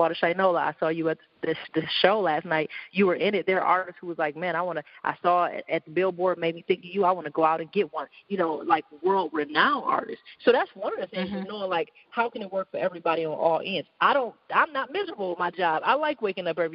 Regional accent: Detroit, Michigan, United States

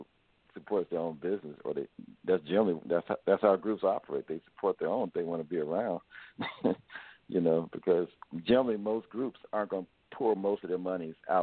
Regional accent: Dayton, Ohio, United States; moved away; I grew up in Dayton, Ohio

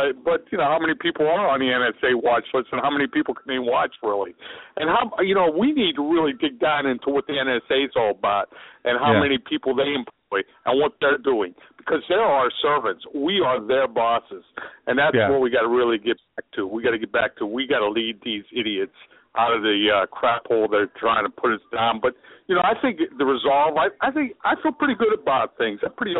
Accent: Pittsburgh, Pennsylvania, United States; moved away; Yeah, I'm from Pittsburgh originally.

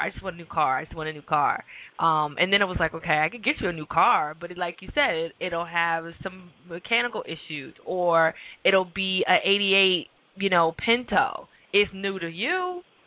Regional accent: New Jersey, United States; moved away; I'm from New Jersey. We walk all the time

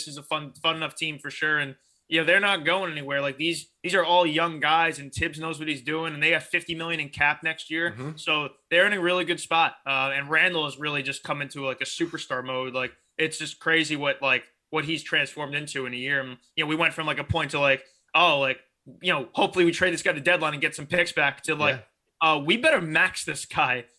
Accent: Manalapan, New Jersey, United States; also born or lived in Syracuse; I'm actually just from Central Jersey

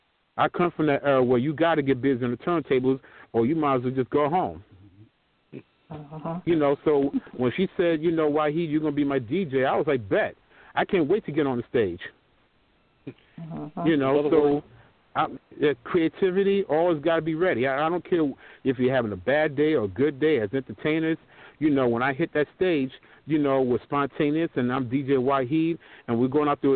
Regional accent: New York City, New York, United States; also born or lived in Long Island; from my days of growing up in New York City and Long Island

